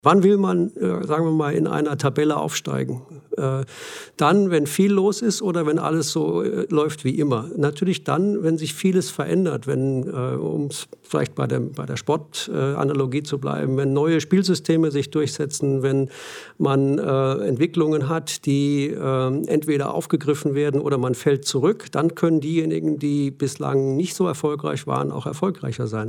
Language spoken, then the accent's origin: German; Germany; accent: German; moved away; also born or lived in Australia; offensichtlich ist mein Akzent im Englischen immer deutsch geblieben